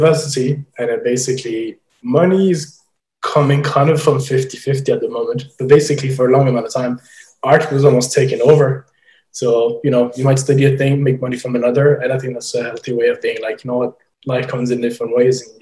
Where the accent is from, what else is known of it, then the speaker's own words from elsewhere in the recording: Belgium; moved away as an adult; also born or lived in Ireland; now in London, United Kingdom; I grew up in Belgium, and you would have secondary school there